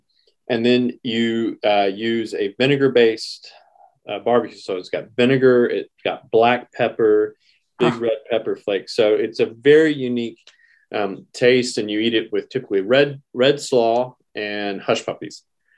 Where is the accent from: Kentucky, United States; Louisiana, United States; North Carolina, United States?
North Carolina, United States; Rowan County; moved away; my home county, Rowan County, North Carolina.